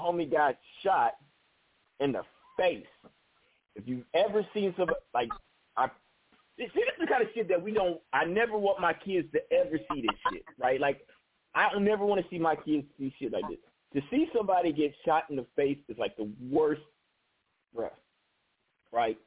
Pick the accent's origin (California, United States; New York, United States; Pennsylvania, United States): California, United States; Newark; I'm from Newark, California